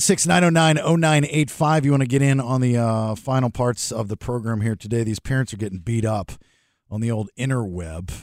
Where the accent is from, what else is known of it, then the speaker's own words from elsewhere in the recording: Maryland, United States; growing up in Maryland